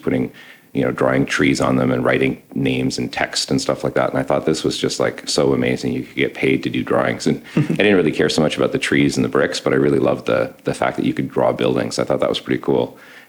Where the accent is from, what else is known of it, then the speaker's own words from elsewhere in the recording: Ottawa, Ontario, Canada; So I'm an architect. I'm a dad, and I'm from Ottawa.